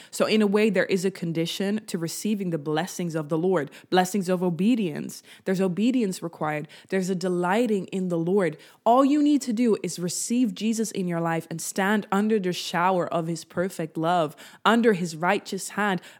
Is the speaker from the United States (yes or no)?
no; Netherlands; I'm from the Netherlands, so we cycled a lot in my childhood